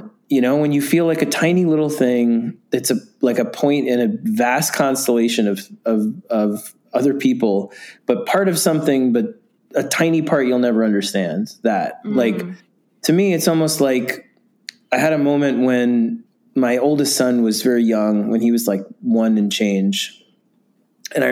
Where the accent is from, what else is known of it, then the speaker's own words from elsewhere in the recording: New York City, New York, United States; I grew up in New York City